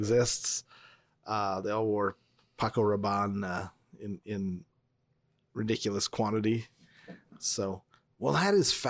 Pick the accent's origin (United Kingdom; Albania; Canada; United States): Canada; Northern Canada; Well, we're from Northern Canada, so we're dressing like the Inuit.